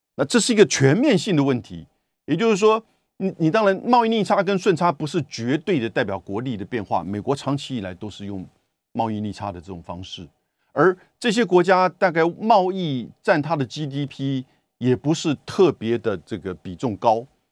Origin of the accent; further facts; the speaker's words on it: Taiwan; 跟我们台湾人一样